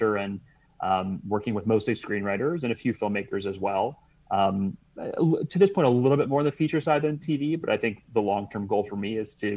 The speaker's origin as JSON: {"language": "English", "region": "Michigan", "country": "United States", "moved": "as an adult", "lives_now": "Los Angeles, United States", "said": "I came from Michigan originally"}